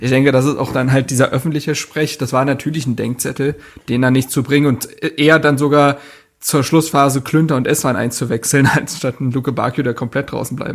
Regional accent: Frankfurt, Hesse, Germany; wo ich als Frankfurter sagen würde, kann man besser verteidigen

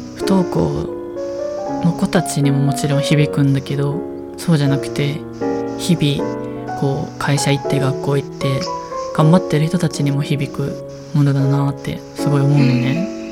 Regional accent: Kansai, Japan; accent: Kansai dialect; 関西弁出ちゃったけど

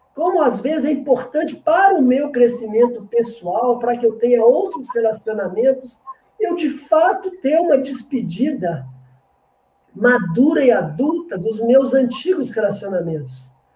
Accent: Minas Gerais, Brazil; Eu sou de Minas

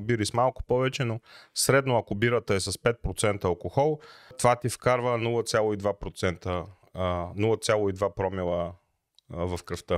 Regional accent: Bulgaria; ние сме си българи, обичаме си ракийката

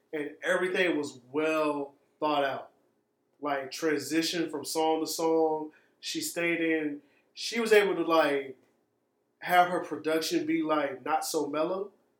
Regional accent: Florida, United States; I'm from Duval.

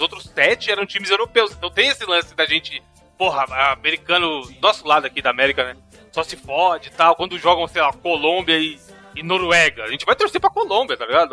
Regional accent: Brazil; a gente é brasileiro

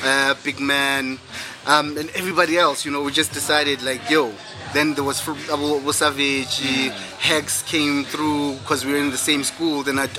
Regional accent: East Rand, Gauteng, South Africa

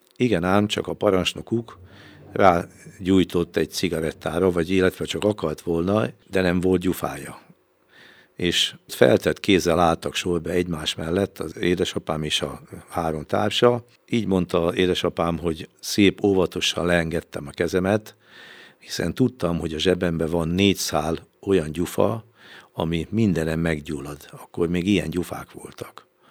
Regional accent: Veszprém, Veszprém County, Hungary; mivel a Cserháton, ö, laktak, és én is ott laktam, ott is születtem, a Cserhát utca huszonnyolc számú házban

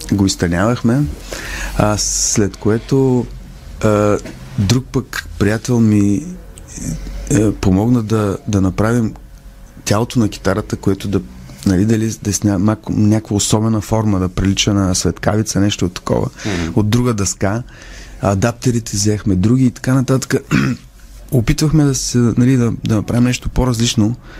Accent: Bulgaria; като дете, аз като исках да свиря на китара, пък в България нямаше китари

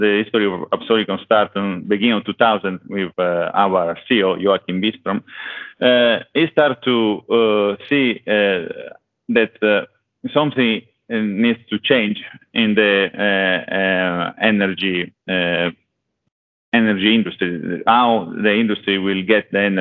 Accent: Italy; accent: Italian; English is a second language; now in Sweden; I'm currently in Sweden, but as you can see, listen from my accent, I'm Italian

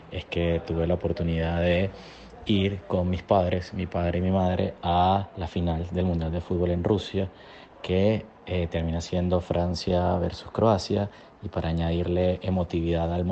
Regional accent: Puerto Ordaz, Bolívar, Venezuela; nací en Puerto Ordaz, vengo del sur del país

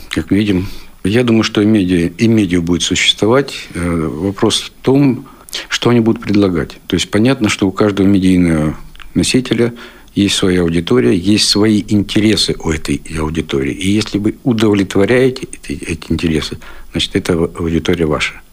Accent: Siberia, Russia; Сибиряк тоже. Я сибиряк.

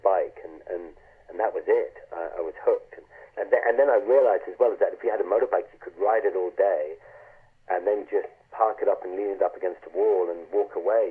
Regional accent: Ireland; moved away; also born or lived in London; I grew up in Ireland in the countryside.

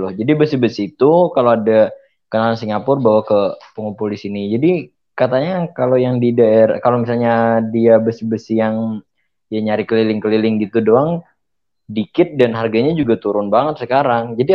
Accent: Kalimantan, Indonesia; di Kalimantan tuh mungkin kebanyakan daerahku sendiri banyak ada persepsi

